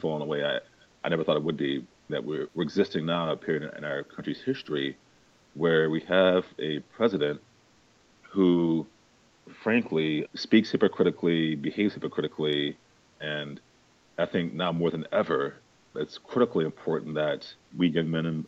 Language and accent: English; St. Louis, Missouri, United States; now in New York City, United States; I'm actually from St. Louis, Missouri